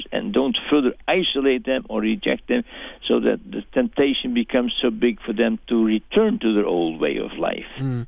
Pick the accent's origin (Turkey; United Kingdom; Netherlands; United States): Netherlands; I'm speaking as a Dutchman. Mm-hmm. You realize that I'm not an American.